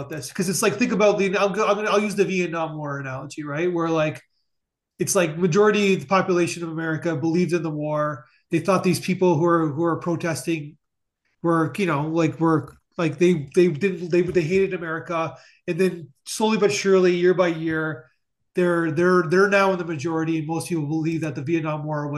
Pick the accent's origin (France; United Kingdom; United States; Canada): Canada; I'm Canadian